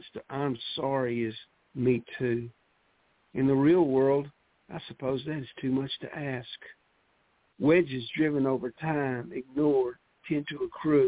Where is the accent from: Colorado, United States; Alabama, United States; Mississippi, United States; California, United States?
Mississippi, United States; Mississippi Delta, United States; accent: Mississippi Delta; still sound like I'm from the Mississippi Delta, and there's just no changing that.